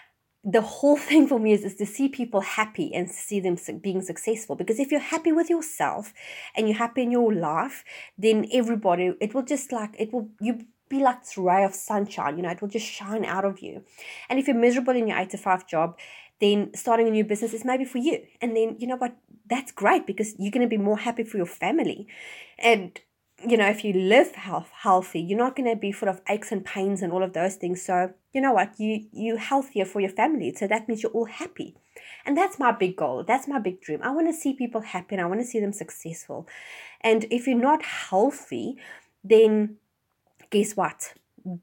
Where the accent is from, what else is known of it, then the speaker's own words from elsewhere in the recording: Johannesburg, Gauteng, South Africa; now in New Zealand; I mean, I came from Johannesburg, which the radius as big as Auckland, and which is one, you know, the major city in New Zealand, has like 6 million people.